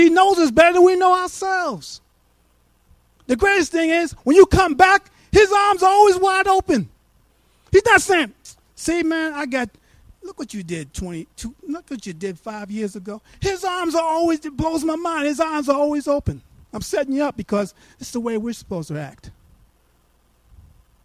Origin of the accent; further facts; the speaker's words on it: New York, United States; now in Abilene, United States; I'm from New York